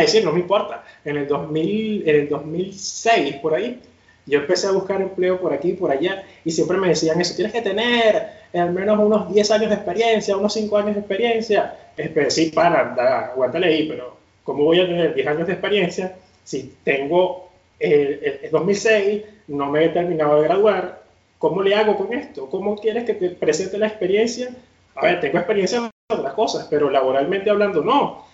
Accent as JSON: {"language": "Spanish", "country": "Venezuela"}